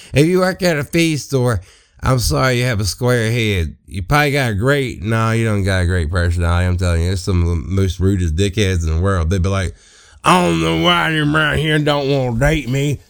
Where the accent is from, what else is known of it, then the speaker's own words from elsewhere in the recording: Southeast Mississippi, United States; I am from Southeast Mississippi